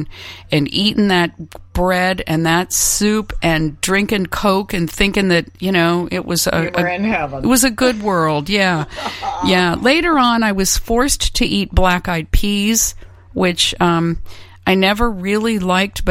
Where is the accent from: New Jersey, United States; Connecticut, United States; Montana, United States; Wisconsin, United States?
Connecticut, United States; I was born in Connecticut